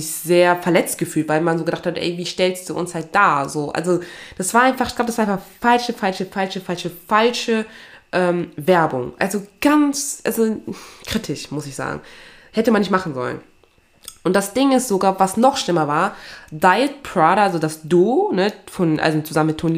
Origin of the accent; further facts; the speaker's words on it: Togo; meine Wurzeln liegen ja in Togo, ne? Also ich komme ja aus Togo, also aus Westafrika.